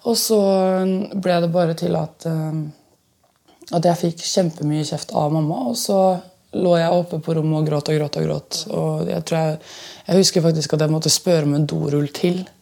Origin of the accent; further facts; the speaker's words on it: Østfold, Norway; now in Oslo, Norway; Nå bor jeg jo i Oslo, og jeg er jo egentlig fra Østfold.